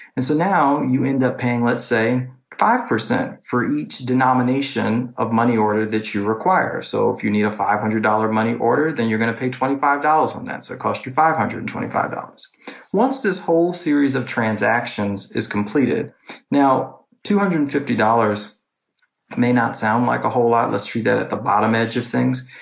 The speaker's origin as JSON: {"language": "English", "town": "New York City", "region": "New York", "country": "United States", "moved": "yes", "lives_now": "Washington, D.C., United States", "said": "I'm from New York City and I'm living in Washington, D.C."}